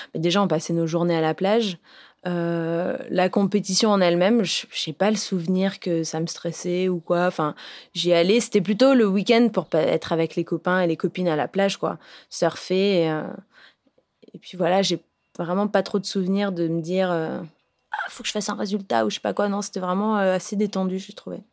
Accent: Réunion; je viens de La Réunion.

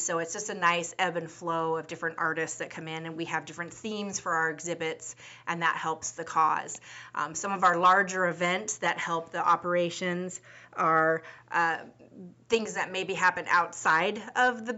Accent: Seattle, Washington, United States; I was born and raised in Seattle, Washington, and in the surrounding areas of the Puget Sound

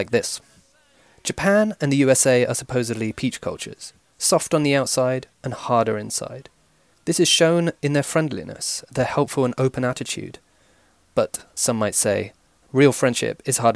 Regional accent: United Kingdom; my home country, Britain

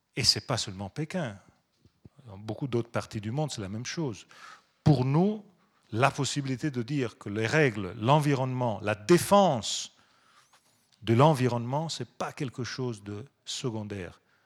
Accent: Pisa, Tuscany, Italy; French is a second language; je viens de Toscane. On a été, je viens de Pise

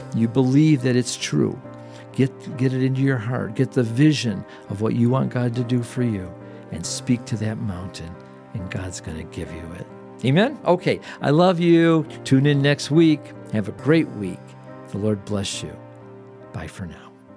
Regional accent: Detroit, Michigan, United States; we're from the Detroit area

